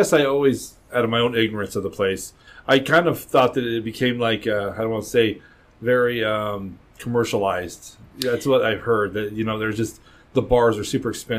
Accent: Colorado, United States; I'm from Colorado

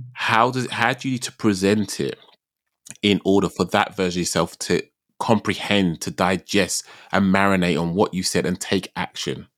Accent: United Kingdom; I'm terribly British.

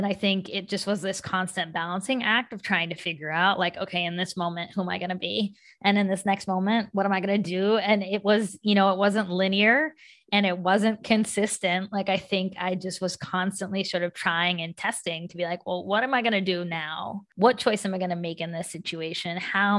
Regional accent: West Virginia, United States; all of that I learned from people I grew up with in West Virginia.

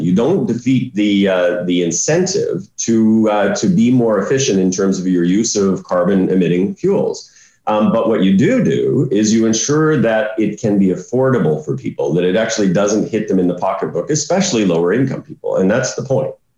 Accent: Saskatchewan, Canada; I grew up in Saskatchewan.

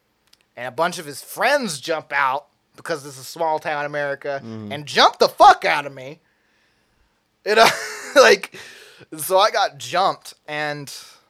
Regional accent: McMinnville, Tennessee, United States; I'm from McMinnville, Tennessee. I know how to fix

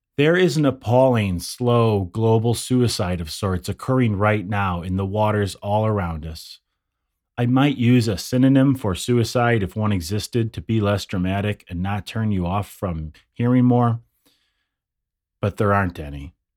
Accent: near Lake Michigan, Midwest, United States; I grew up near Lake Michigan. I live inland now.

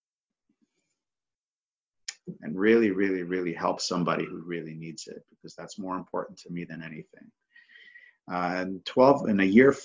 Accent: Toronto, Ontario, Canada; I'm from Toronto, Ontario, Canada

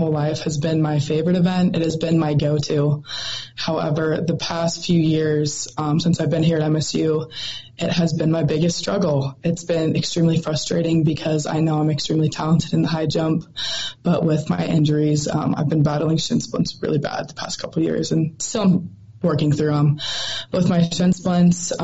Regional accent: Montana, United States; I love the state of Montana and all my friends and family I have here. And love getting to rep my home state

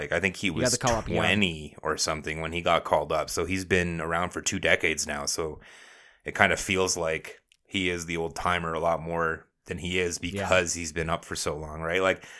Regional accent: Canada; Yeah, I'm a garbage human. I'm Canadian garbage human.

